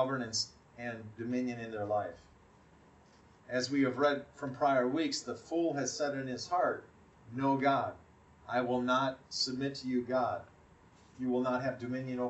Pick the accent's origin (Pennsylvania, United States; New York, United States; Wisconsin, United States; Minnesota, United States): Wisconsin, United States; the town where I grew up in Wisconsin